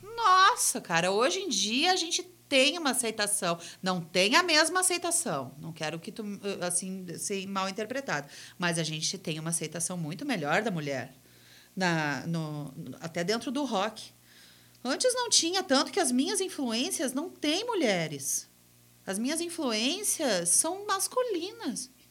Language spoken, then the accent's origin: Portuguese; Gramado, Rio Grande do Sul, Brazil; eu sou de Gramado, ele eh, fez um testezinho numa, na escola onde eu estudava e, e me convidou para fazer parte de um coral, do primeiro coral infantil de Gramado